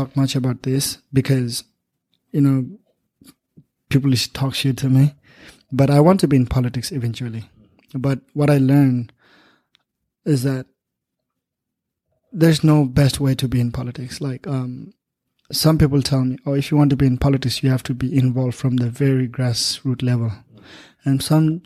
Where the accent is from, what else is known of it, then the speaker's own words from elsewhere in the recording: Nepal; moved away as an adult; now in United States; my people, my hometown, my country